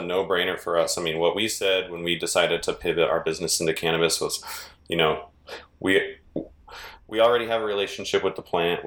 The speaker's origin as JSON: {"language": "English", "area": "the Bay Area", "region": "California", "country": "United States", "also_born_or_lived": "San Francisco", "moved": "as an adult", "lives_now": "Reno, United States", "said": "I'm from the Bay Area and moved to Reno, Nevada"}